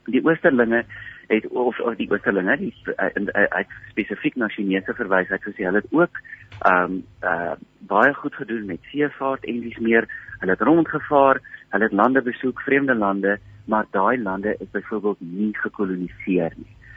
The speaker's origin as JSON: {"language": "Afrikaans", "country": "South Africa", "said": "ons as wit Suid-Afrikaners van 2022"}